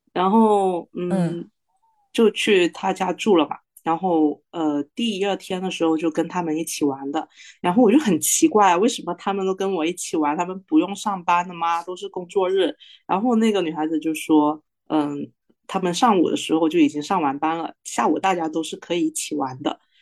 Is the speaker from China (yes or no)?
yes; Guangdong, China; 我是广东的